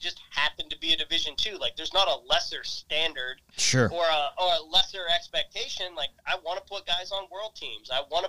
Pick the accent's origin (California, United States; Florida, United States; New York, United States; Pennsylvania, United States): Pennsylvania, United States; Western; moved away; I grew up in Western Pennsylvania